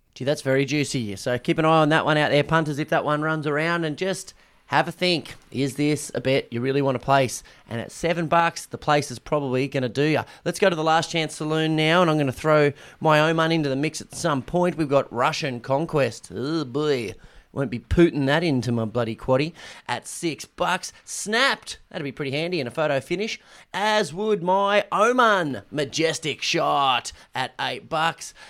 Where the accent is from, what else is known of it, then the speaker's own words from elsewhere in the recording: Brisbane, Queensland, Australia; now in Melbourne, Australia; I was from Brisbane and at school, and our preseason was always against Ipswich Grammar.